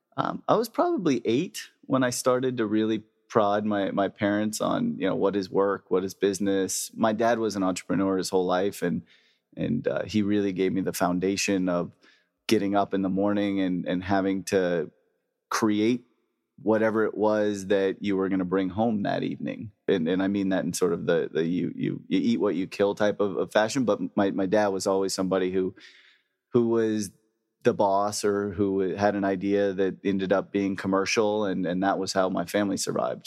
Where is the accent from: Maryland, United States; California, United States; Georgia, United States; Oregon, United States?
California, United States; El Segundo; I grew up in El Segundo, California